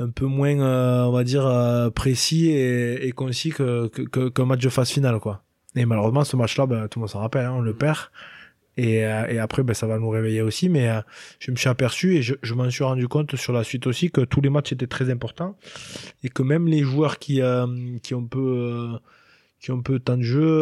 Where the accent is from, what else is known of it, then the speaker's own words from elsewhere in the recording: France; On est on est français, et on restera français, donc on s'adapte et on se met au niveau des autres équipes.